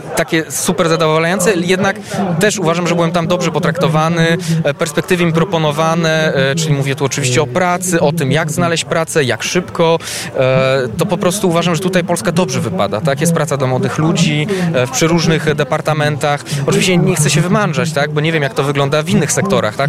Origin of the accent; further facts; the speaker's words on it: Belgium; moved away as an adult; now in Poland; się urodziłem w Belgii i tam no po prostu całe życie de facto spędziłem poza no, tymi, tymi ostatnimi latami